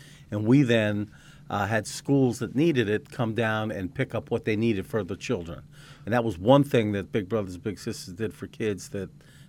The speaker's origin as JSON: {"language": "English", "town": "Cedar Grove", "region": "New Jersey", "country": "United States", "moved": "yes", "said": "That's what they, exit 135 on the parkway. That is the question. Cedar Grove, New Jersey."}